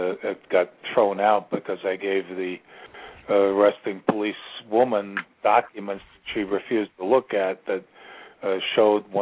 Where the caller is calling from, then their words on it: Virginia, United States; I'm calling from Virginia